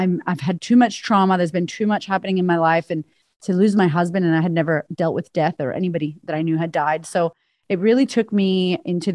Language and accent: English; Boston, Massachusetts, United States; moved away as an adult; also born or lived in Florida; now in Australia; And I grew up in Boston.